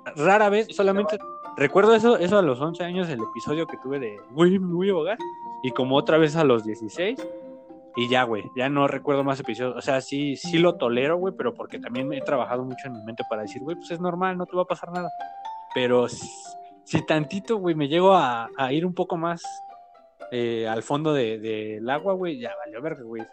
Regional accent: State of Mexico, Mexico; Tengo 25 y este, pues crecí en el Estado de México

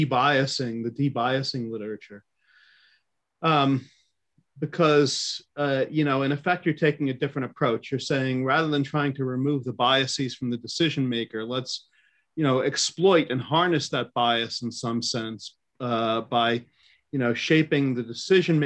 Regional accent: United States; I'm an American

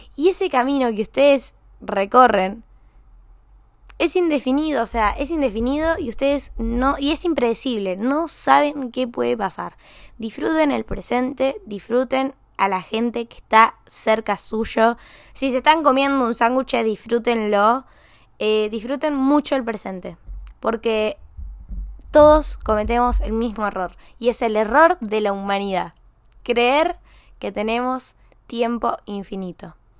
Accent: San Luis, Argentina; moved away; voy a San Luis, a mi pueblo, a mi ciudad

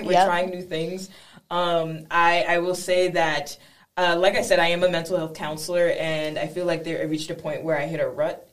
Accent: Boston, Massachusetts, United States; we're also from Boston, the Boston area.

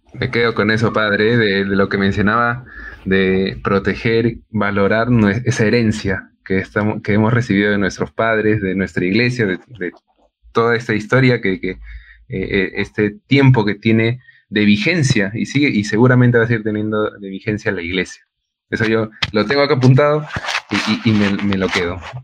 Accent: Peru; nosotros, como peruanos

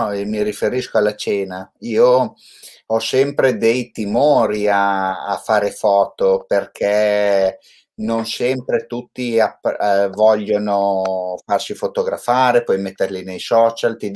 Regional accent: Cento, Emilia-Romagna, Italy; essendo anche io che sono di Cento, no? Ma Modena non la conosco.

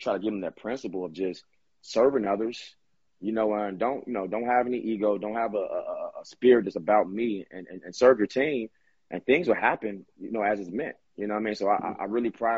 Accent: Chicago, Illinois, United States; I'm from Chicago

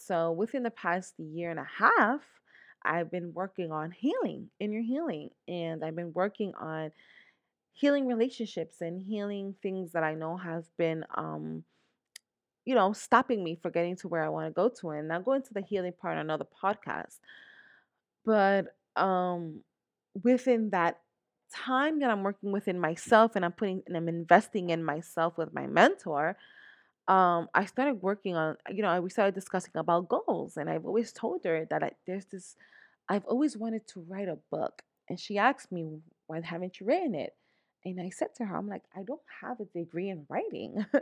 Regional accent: New York, United States; moved away as an adult; now in Pennsylvania, United States; I was born, born and raised here in New York, in the Bronx, New York. I grew up in the Bronx

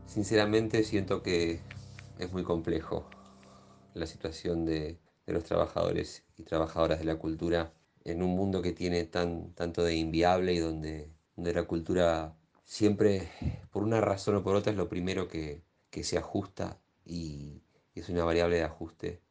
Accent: La Plata, Buenos Aires Province, Argentina; now in Buenos Aires, Argentina; Si bien nací en La Plata, hace muchos años que vivo acá en Capital

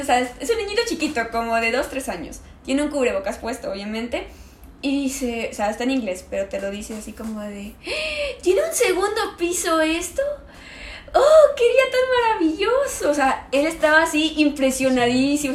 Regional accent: Mexico; also born or lived in Germany; yo salí acá de México un día antes de mi cumpleaños y llegué allá en mi mismo día de cumpleaños

